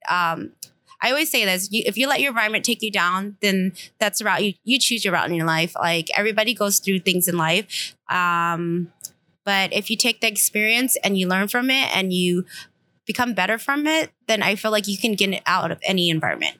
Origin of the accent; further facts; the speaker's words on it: Stockton, California, United States; I was born in Stockton